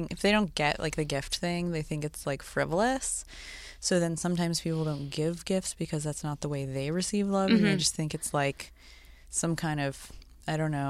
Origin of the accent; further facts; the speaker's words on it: Sacramento, California, United States; moved away; I grew up in Sacramento, which is like, yeah, it's like there's San Francisco nearby, there's a real city nearby, but culturally it was a real wasteland.